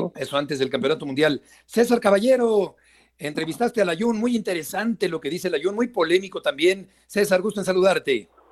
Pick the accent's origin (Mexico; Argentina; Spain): Mexico; todos como mexicanos